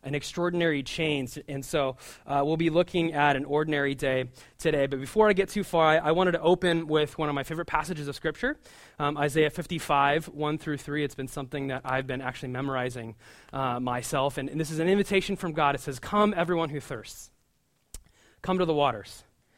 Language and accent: English; Omaha, Nebraska, United States; now in New York, United States; We work in downtown Brooklyn, and we didn't know about Long Island City at all. We're from the Midwest, from Omaha, Nebraska.